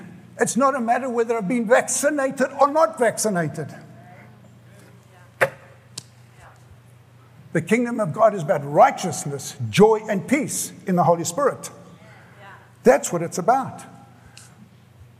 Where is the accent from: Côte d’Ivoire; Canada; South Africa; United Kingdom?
South Africa; moved away as an adult; now in United States; I grew up in South Africa